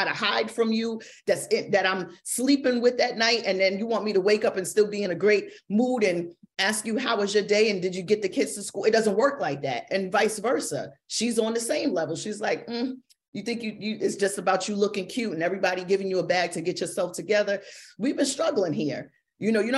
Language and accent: English; New York City, New York, United States; born or raised there